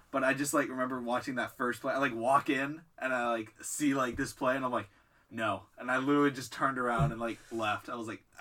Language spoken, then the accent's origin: English; Oregon, United States; So I'm from Oregon, so a lot of people are Seahawks fans